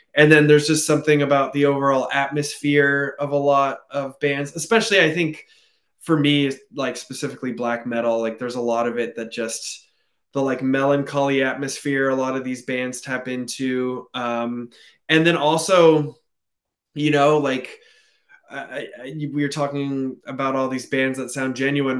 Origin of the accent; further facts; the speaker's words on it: California, United States; now in Portland, United States; I grew up in California